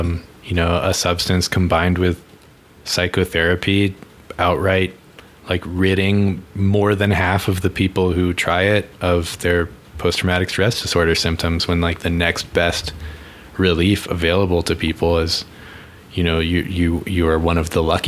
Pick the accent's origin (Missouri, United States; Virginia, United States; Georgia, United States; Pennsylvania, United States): Virginia, United States